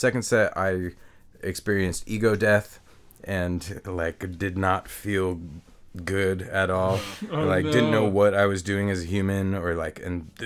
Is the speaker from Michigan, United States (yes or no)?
no; Bellingham, Washington, United States; also born or lived in Ferndale / Custer; I am from Bellingham. I was born here.